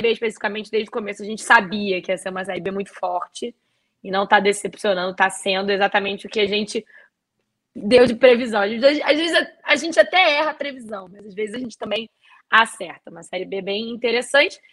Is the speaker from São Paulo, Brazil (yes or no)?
no; Rio de Janeiro, Brazil; nós como cariocas